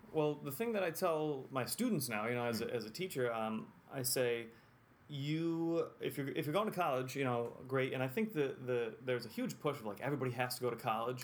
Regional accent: Whitesboro, New York, United States; also born or lived in Utica, New York; I grew up in Whitesboro

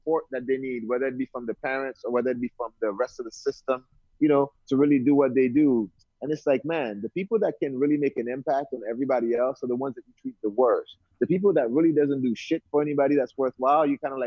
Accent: Haiti; accent: Brooklyn; moved away; also born or lived in Brooklyn, New York, United States / New Jersey, United States / Hawaii, United States; I was born in Haiti originally, and that's where I grew up. I came to New York literally when I first came to the U.S. So grew up in Brooklyn, went to high school in Canarsie.

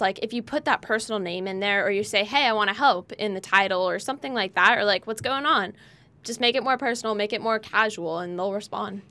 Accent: California, United States; now in Nevada, United States; We were both born and raised in California.

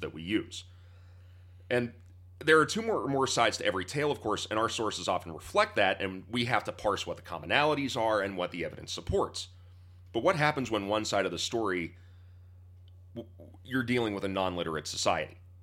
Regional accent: Pittsburgh, Pennsylvania, United States; First, I'm an American, then I'm a Pennsylvanian, then I'm a Pittsburgher

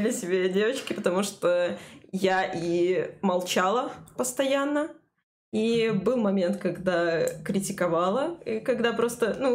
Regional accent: Kyrgyzstan; Russian is a second language; Я просто из Кыргызстана, простите меня, пожалуйста, за мой русский.

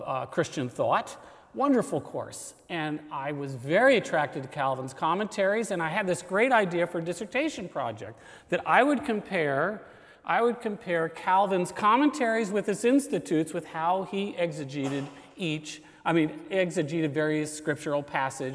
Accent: Washington, District of Columbia, United States; I'm from Washington, D.C.

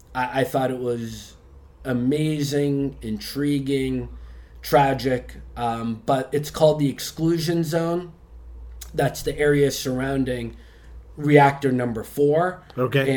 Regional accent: Boston, Massachusetts, United States; moved away as an adult; also born or lived in Chicago; now in Bangkok, Thailand; I was born in Boston, um, mm-hmm. went to university there

